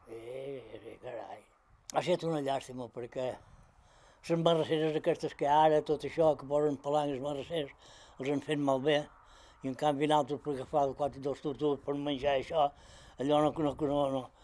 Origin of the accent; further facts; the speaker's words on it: Balearic Islands, Spain; Som mallorquins.